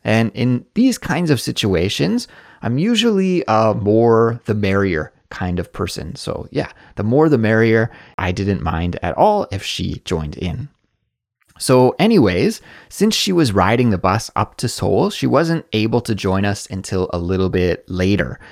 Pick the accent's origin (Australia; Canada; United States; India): Canada; now in South Korea